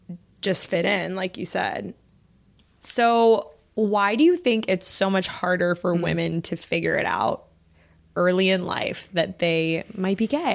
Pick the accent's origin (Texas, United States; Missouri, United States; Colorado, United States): Texas, United States; I grew up in Texas